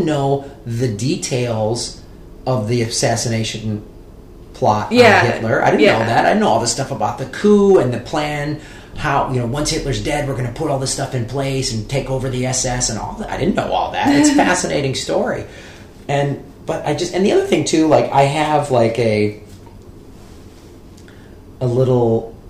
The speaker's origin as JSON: {"language": "English", "region": "Midwest", "country": "United States", "tie": "born or raised there", "also_born_or_lived": "Arizona", "moved": "as an adult", "said": "I grew up in the Midwest, which is a sort of traditional, and I went to college in Arizona"}